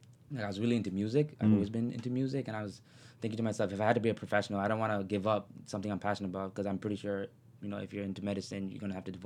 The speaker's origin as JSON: {"language": "English", "town": "Toronto", "region": "Ontario", "country": "Canada", "said": "I'm from Scarborough."}